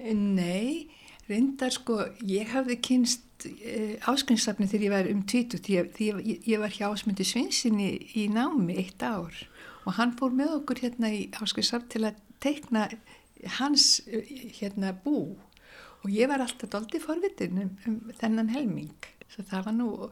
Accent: Reykjavík, Capital Region, Iceland; Ég er nú bara allstaðar úr Reykjavík. Ég er búið bara um alla Reykjavík þegar ég var bat sko og mitt, já, mínu uppeldi.

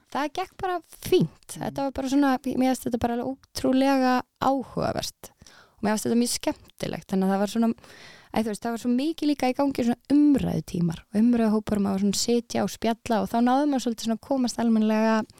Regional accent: Reykjavík, Capital Region, Iceland; also born or lived in Denmark; ég er úr Reykjavík mm. ég fættist í Danmörku

